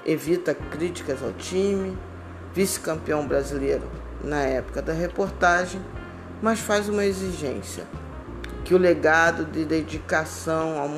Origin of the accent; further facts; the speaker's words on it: Brazil; Estamos na batalha como bons brasileiros e rubro-negros que somos.